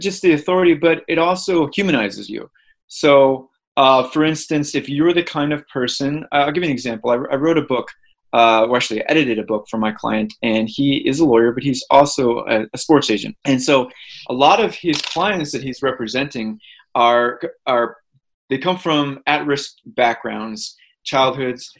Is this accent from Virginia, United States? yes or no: no; St. Louis, Missouri, United States; moved away as an adult; I grew up in St. Louis, Missouri